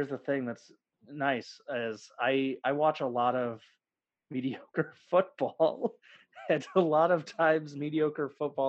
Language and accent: English; Midwest, United States; So growing up in the Midwest